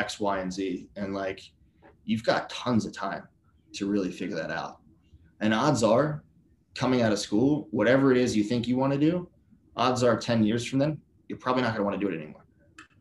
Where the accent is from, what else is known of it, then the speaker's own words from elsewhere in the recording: Philadelphia, Pennsylvania, United States; I'm from Philly, so love like Phillies, Flyers